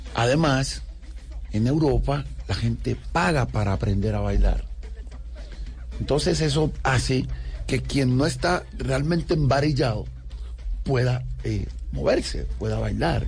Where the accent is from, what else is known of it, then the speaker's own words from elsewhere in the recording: San Basilio de Palenque, Bolívar, Colombia; accent: Palenquero; La gente se burlaba de nosotros por cómo hablábamos el español, mm. por, el dejo que teníamos al hablar el español